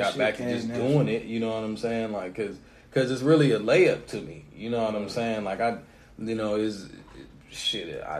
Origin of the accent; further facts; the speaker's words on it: Canton, United States; moved away; back at home in my hometown in Canton